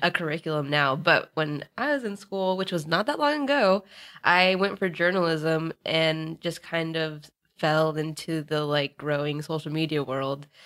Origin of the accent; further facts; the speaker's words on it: Northern Virginia, United States; now in Los Angeles, United States; I'm originally from Virginia, specifically Northern Virginia, and I'm now in L A.